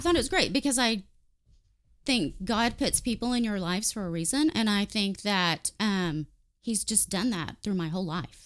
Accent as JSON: {"language": "English", "town": "Warren", "country": "United States", "tie": "born or raised there", "said": "I grew up in Warren"}